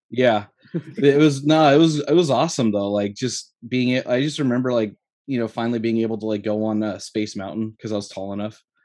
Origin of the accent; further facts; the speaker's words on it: Southern California, United States; I grew up in Southern California